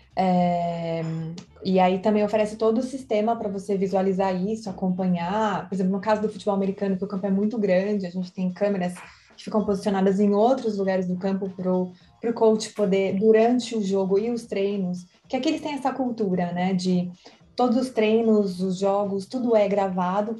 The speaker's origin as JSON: {"language": "Portuguese", "region": "São Paulo", "country": "Brazil", "tie": "born or raised there", "moved": "yes", "said": "eu nasci em São Paulo"}